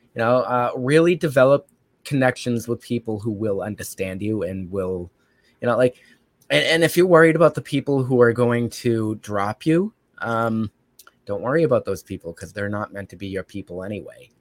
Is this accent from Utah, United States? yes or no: no; Brockton, Massachusetts, United States; So I actually come from a city called Brockton, which is not far from Boston. Um, very violent city. It's still a very violent city, but hey, that's my hood. That's my hometown